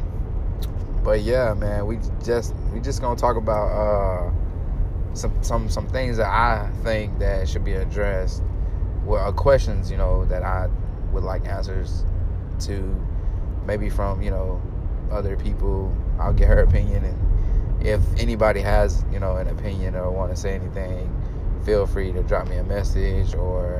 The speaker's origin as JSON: {"language": "English", "region": "Arkansas", "country": "United States", "tie": "born or raised there", "said": "my hometown team, Arkansas"}